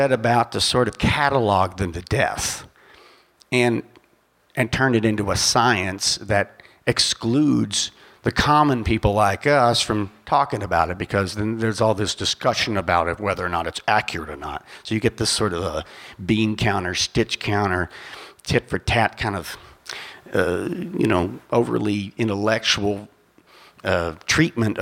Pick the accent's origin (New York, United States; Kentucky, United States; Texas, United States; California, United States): Kentucky, United States; Paducah; I'm from Paducah, Kentucky, named after Chief Paduke